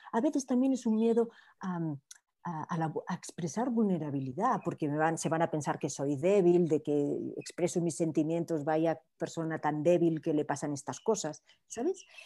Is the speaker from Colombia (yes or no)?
no; Barcelona, Catalonia, Spain; now in Miami, United States; soy de Barcelona, pero llevo un montón de años viviendo en Miami